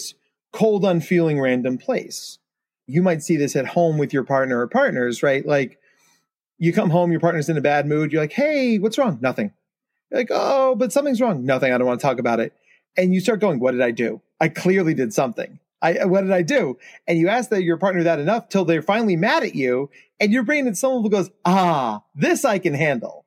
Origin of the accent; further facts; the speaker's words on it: New Jersey, United States; I was a senior in high school during 9/11. And I'm from New Jersey. So like my town, you can look up and see the Manhattan skyline from my town.